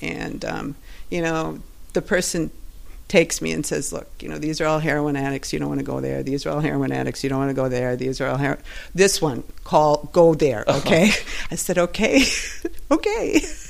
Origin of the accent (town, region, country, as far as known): Milwaukee, Wisconsin, United States